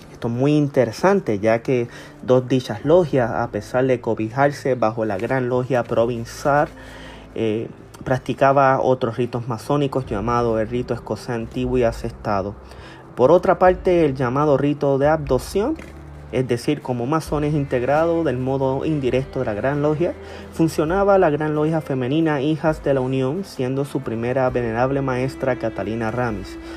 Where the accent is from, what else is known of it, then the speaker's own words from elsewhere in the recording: Puerto Rico; ya que nosotros como puertorriqueños eh, eh, se ha fomentado a través de todos los años un rito escocés antiguo y aceptado